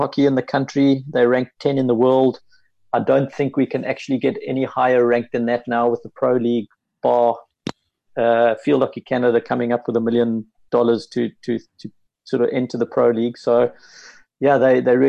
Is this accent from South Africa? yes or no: yes; South Africa; as a South African hockey coach